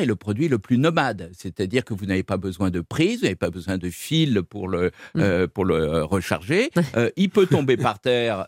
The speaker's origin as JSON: {"language": "French", "region": "Brittany", "country": "France", "said": "en tant que breton"}